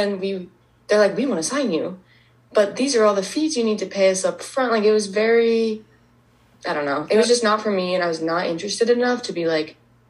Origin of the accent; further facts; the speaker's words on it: Heber, Utah, United States; moved away as an adult; now in New York, United States; I'm 22 years old. I'm originally from Heber. Usually I say like Park City, Utah